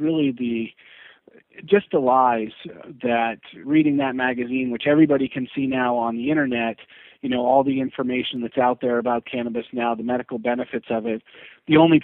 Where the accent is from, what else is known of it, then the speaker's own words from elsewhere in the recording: New Hampshire, United States; now in Florida, United States; I'm originally from New Hampshire